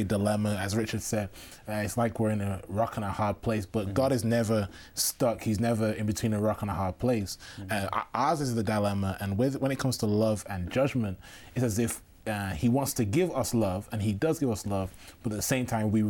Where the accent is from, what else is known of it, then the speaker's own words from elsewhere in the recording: Manchester, North West England, United Kingdom; moved away; I'm from Manchester, England.